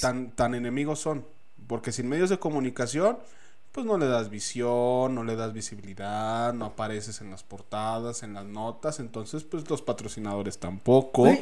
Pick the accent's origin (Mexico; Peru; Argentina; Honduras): Mexico; yo soy Mexa